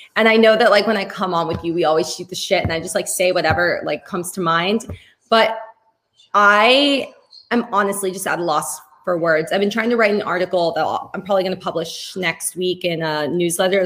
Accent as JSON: {"language": "English", "country": "Spain", "tie": "born or raised there", "said": "I'm from Spain. And growing up in um in like in Spain"}